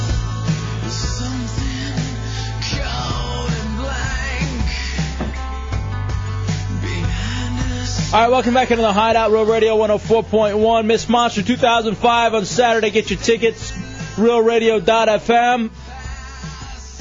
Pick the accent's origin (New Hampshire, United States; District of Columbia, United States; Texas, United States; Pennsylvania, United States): Texas, United States; Dallas; now in Orlando, United States; growing up in Dallas